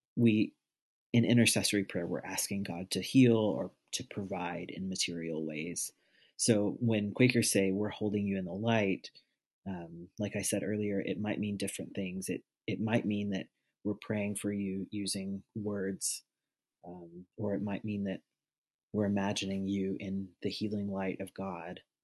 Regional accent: Arkansas, United States; I'm from Arkansas.

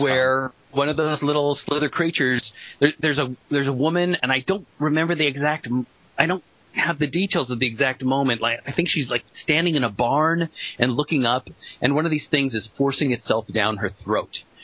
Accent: Colorado, United States; when I was growing up in Colorado

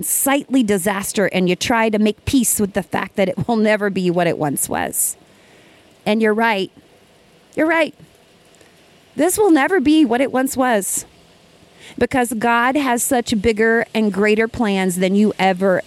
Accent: Ava, Missouri, United States; Ava, Missouri is my hometown. I am sitting across the road from the elementary school where I went to school

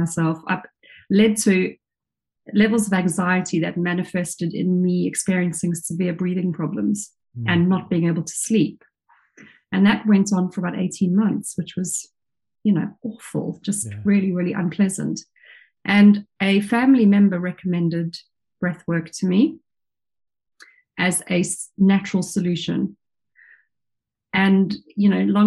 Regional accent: South Africa; now in England; as a child growing up in South Africa, I was always in the ocean, in the pool, swimming

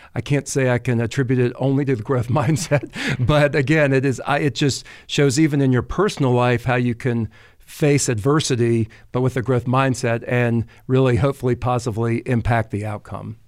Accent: the South, United States; accent: southern drawl; also born or lived in Paris, France; growing up in the South, uh, took French in high school and was continually told that I had a terrible French accent, that it was this southern drawl

